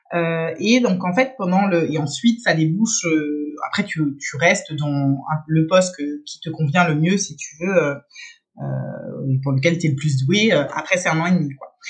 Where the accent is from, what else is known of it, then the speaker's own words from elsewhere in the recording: Paris region, Île-de-France, France; first language French; moved away as an adult; also born or lived in Strasbourg / Lille / Rome / Geneva; now in Switzerland; moi je suis française donc à la base, j'ai été grandi en région parisienne